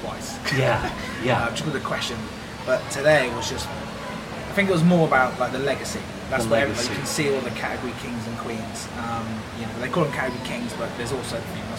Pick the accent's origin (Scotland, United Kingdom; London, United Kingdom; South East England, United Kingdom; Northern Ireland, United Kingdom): South East England, United Kingdom; Oxford; accent: British; I'm from the UK. The lovely British accent. But I'm from Oxford